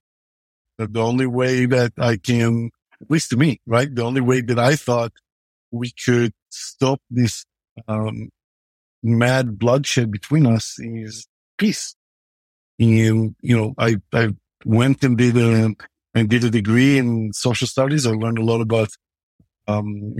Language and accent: English; Israel; growing up in Israel